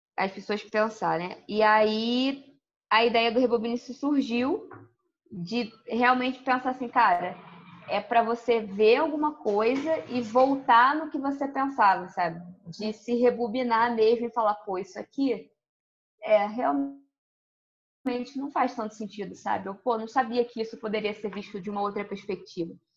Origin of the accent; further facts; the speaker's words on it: Rio de Janeiro, Brazil; also born or lived in Porto Alegre, Rio Grande do Sul; A minha vida toda é no Rio, majoritariamente no Rio